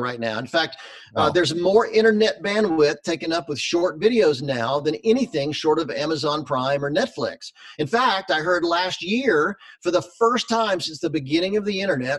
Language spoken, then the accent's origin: English; Charlotte, North Carolina, United States; moved away; I grew up in North Carolina. My dad was a pastor in Charlotte, North Carolina, when I was growing up